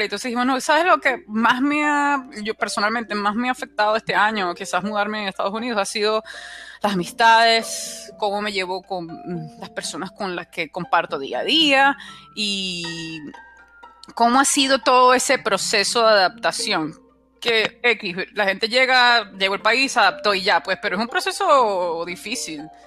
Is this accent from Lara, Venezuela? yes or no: no; La Guaira, Venezuela; moved away as an adult; also born or lived in Maracaibo, Venezuela; now in United States; yo soy de La Guaira